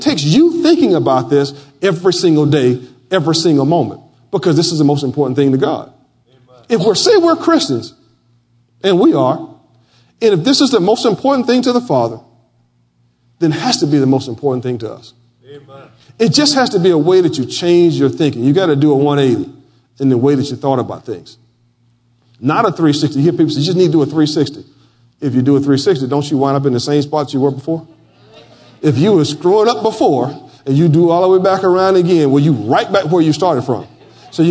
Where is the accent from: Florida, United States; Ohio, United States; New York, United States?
Florida, United States; moved away; where I grew up in my hometown of Flora Home, Florida